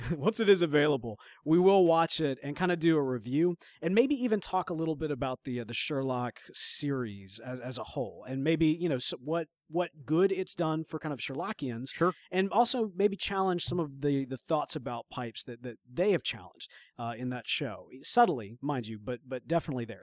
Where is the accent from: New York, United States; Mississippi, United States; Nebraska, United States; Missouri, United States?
Mississippi, United States; we are from Mississippi